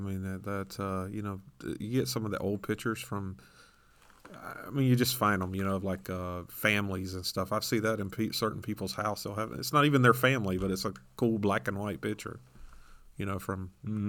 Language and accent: English; Griffin, Georgia, United States; my hometown where I grew up in, Doc Holliday was from there.